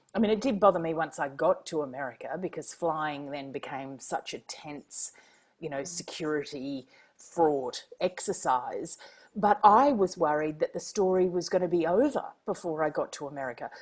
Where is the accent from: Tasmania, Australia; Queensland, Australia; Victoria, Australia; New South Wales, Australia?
Queensland, Australia; moved away; also born or lived in Washington, D.C.; I'm a Queenslander